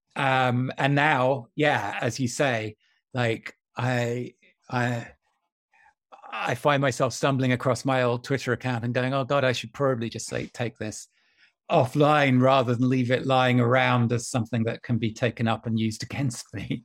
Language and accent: English; County Durham, North East England, United Kingdom; when I was a teenager growing up in County Durham